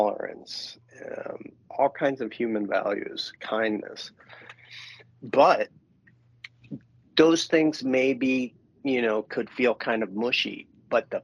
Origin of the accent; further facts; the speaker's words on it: New York City, New York, United States; moved away; I grew up in New York City, and it was very edgy